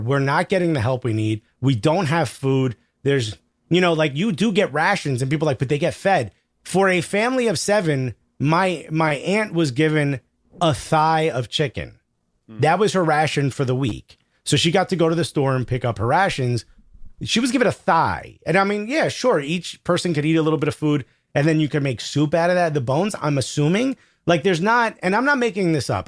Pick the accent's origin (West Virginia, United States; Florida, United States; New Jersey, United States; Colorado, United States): New Jersey, United States; Newark; I grew up in Newark, New Jersey